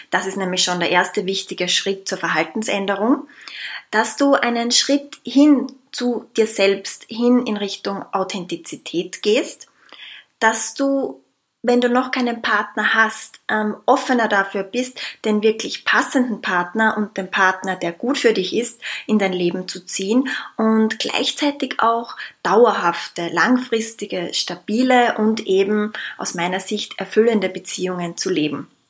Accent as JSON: {"language": "German", "country": "Austria", "said": "ich komme aus Österreich, lebe momentan im schönen Wien"}